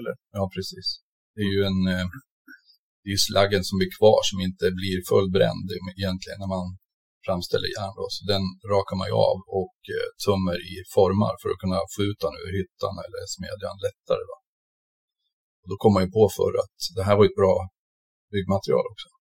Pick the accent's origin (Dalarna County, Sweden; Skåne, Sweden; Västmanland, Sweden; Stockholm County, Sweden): Västmanland, Sweden; Västerås; Jag är från Västerås